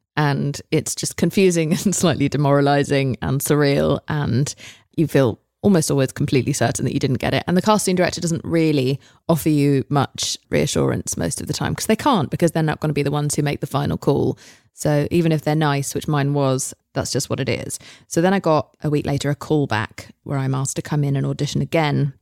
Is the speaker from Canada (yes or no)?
no; England, United Kingdom; moved away; I'm English